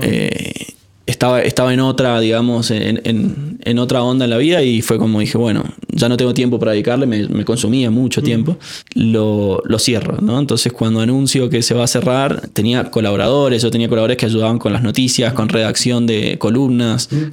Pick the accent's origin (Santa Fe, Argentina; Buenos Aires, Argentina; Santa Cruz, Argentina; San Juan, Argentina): San Juan, Argentina; moved away as an adult; also born or lived in Córdoba; Yo nací en San Juan